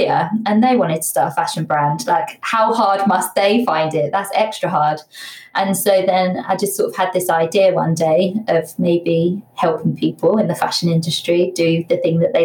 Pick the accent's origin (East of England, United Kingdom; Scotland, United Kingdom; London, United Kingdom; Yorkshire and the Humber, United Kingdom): East of England, United Kingdom; Bedfordshire; also born or lived in Leicester; I'm from Bedfordshire.